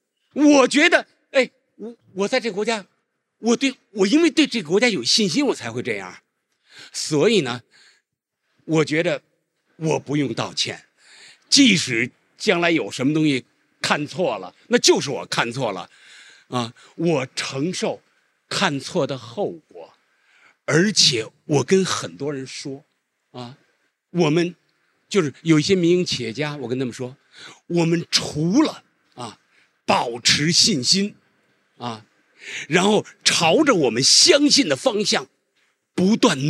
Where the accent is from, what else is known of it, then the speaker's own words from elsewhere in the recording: China; 作为一个中国人，我觉得别无选择。